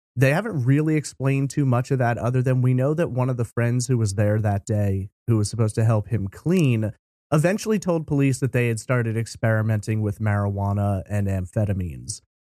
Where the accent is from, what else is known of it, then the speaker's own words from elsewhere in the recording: New York, United States; I grew up in New York